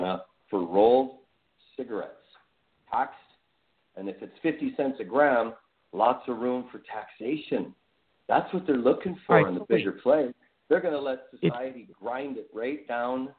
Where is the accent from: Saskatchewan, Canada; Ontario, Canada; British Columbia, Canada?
British Columbia, Canada; also born or lived in Alberta; I was born in Alberta, but lived in British Columbia my whole life